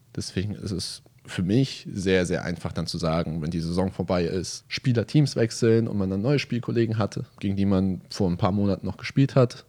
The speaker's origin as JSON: {"language": "German", "region": "Hamburg", "country": "Germany", "tie": "born or raised there", "moved": "as an adult", "lives_now": "Bremerhaven, Germany", "said": "Hamburg, also meine Heimatstadt"}